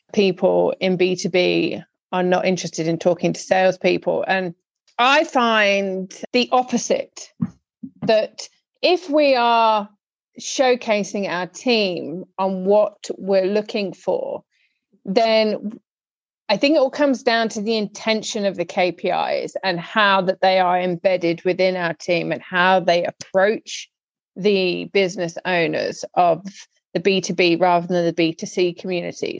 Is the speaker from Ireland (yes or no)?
no; United Kingdom; me as a Brit